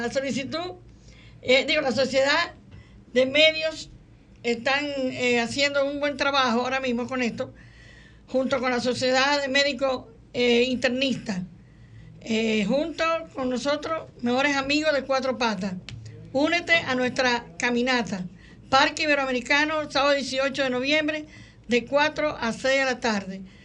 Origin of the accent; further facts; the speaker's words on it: Santiago de los Caballeros, Santiago, Dominican Republic; Nací en Santiago